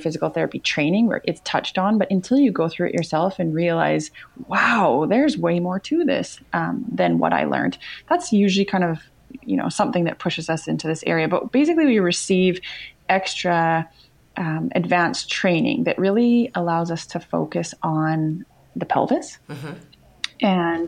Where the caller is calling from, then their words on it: British Columbia, Canada; I am in British Columbia, Canada.